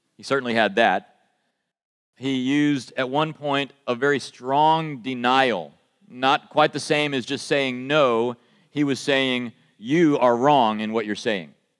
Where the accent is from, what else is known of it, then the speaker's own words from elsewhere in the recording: United States; accent: American; my American accent